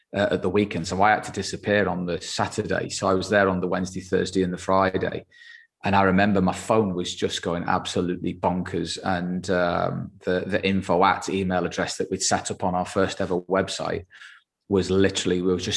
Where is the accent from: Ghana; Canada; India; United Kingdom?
United Kingdom; England; being English and being based in the UK